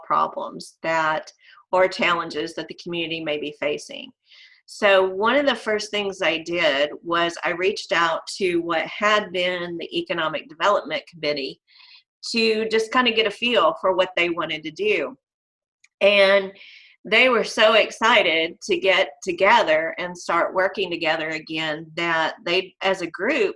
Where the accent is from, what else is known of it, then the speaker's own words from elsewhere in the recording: Van Buren, Arkansas, United States; also born or lived in Heber Springs, Arkansas; I got the opportunity to return to my hometown of Van Buren